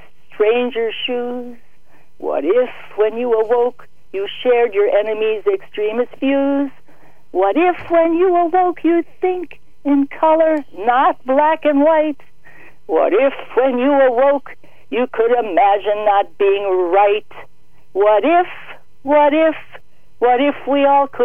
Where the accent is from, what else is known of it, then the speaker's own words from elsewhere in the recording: Chicago, Illinois, United States; I grew up in Chicago